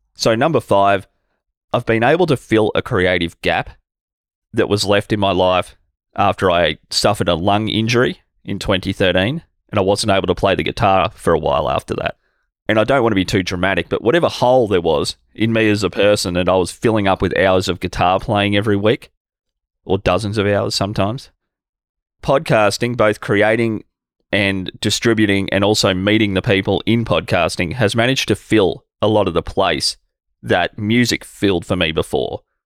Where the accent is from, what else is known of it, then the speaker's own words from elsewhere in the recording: Albury, New South Wales, Australia; my hometown here in Albury-Wodonga, Australia